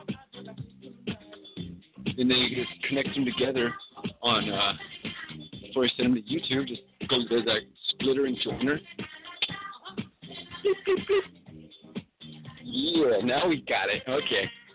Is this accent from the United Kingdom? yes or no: no; California, United States; I'm a Californian